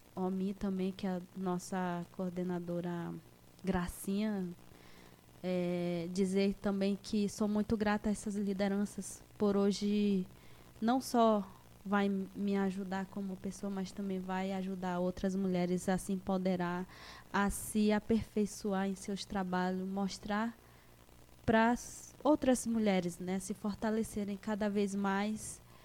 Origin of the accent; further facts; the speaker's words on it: Moscou community, Roraima, Brazil; now in Tabalascada, Brazil; a minha terra natal é a comunidade Moscou, que eu tenho um imenso carinho, que eu cresci lá. Eu vim de lá aos 12 anos de idade